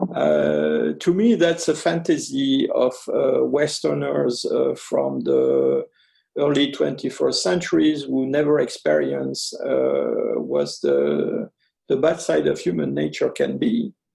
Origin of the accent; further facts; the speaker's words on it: Ardennes, Grand Est, France; also born or lived in French Algeria; I lived uh, a rather long period with this uncle and aunt who were living uh, in Ardennes